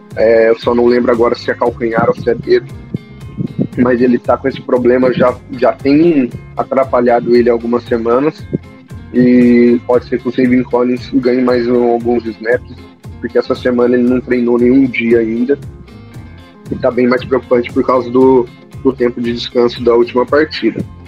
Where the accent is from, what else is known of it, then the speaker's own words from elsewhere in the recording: Campinas, São Paulo, Brazil; eu sou de Campinas, torcedor